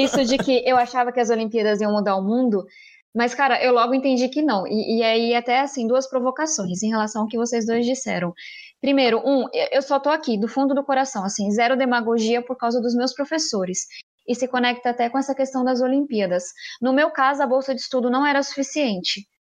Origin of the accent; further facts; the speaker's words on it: São Paulo, Brazil; eu venho da periferia de São Paulo